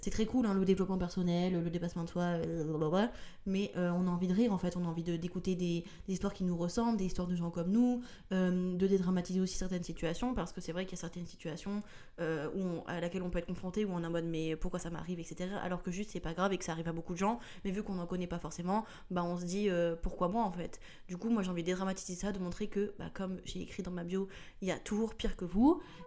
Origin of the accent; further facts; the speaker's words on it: rural northern France, between Paris and Lille, Hauts-de-France, France; moved away as an adult; also born or lived in Tourcoing; now in Paris, France; je viens pas du tout de Paris la base, je viens de la campagne profonde du nord de la France.